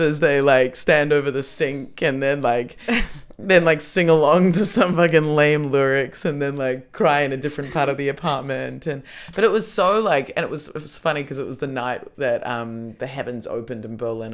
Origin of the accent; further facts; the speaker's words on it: Australia; I grew up in Australia